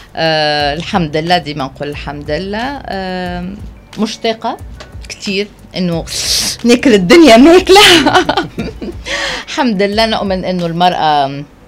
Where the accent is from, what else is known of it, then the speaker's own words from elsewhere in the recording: Tunisia; also born or lived in France; عندنا في تونس